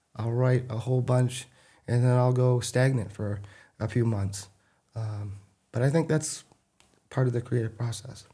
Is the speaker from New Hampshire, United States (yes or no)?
no; Athens, Maine, United States; also born or lived in North Haven, Maine; I grew up in Athens, Maine